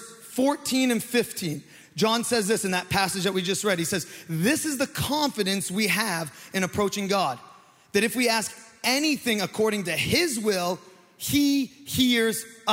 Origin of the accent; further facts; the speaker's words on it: Maine, United States; I'm from Maine